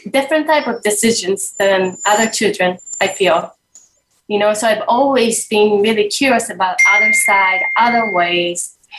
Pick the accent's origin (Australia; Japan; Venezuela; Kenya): Japan; And I grew up in Japan, but my mother was not, you know, had a completely different, you know, cultural background.